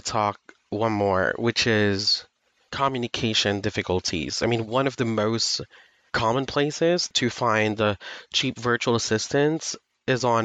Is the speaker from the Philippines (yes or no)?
yes; Philippines; I am from the Philippines, and not to brag, but I have a great command of English.